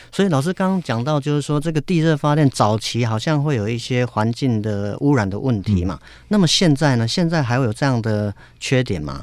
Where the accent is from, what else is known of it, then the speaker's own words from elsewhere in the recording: Yilan, Yilan County, Taiwan; 我的家乡是在宜兰